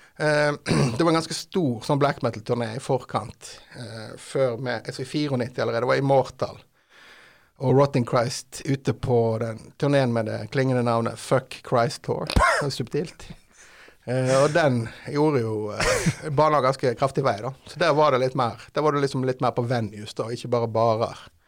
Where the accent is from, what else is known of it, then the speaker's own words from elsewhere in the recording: Haugesund, Rogaland, Norway; Vi kommer fra Haugesund, jeg og vokalist eh, …